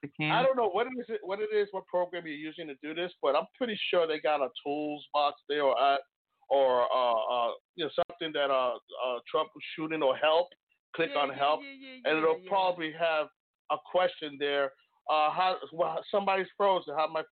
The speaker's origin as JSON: {"language": "English", "town": "Bronx", "region": "New York", "country": "United States", "said": "I'm from the Bronx, yeah."}